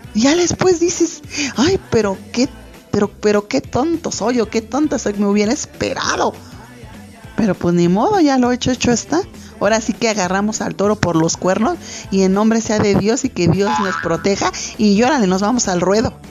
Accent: Mexico; nosotros los mexicanos

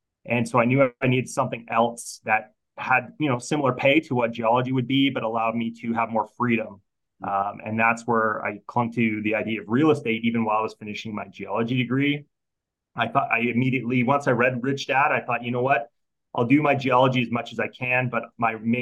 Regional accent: Alberta, Canada; growing up in Alberta, you know how we're in the middle of oil and gas central

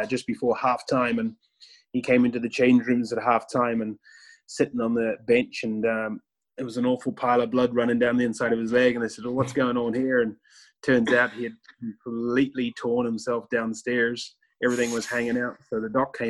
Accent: New Zealand; moved away as an adult; also born or lived in Northern Ireland; I was from New Zealand, so I was the first sort of foreigner to come into the scene

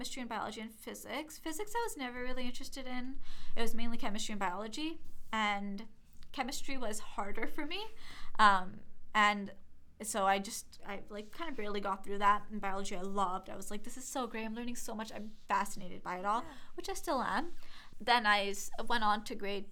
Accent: Toronto, Ontario, Canada; also born or lived in Brampton; I grew up in Toronto and then I moved to Brampton. So I spent half my life in Toronto and half my life in Brampton pretty much.

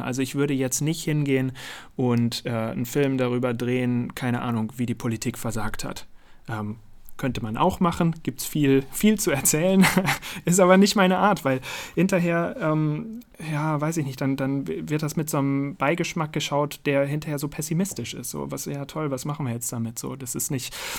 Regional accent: Münster, North Rhine-Westphalia, Germany; Aus Münster in Nordrhein-Westfalen

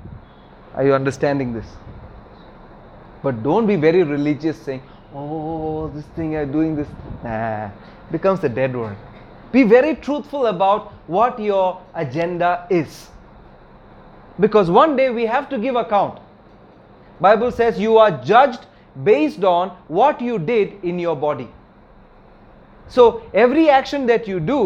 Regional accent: Kerala, India; my hometown in Kerala

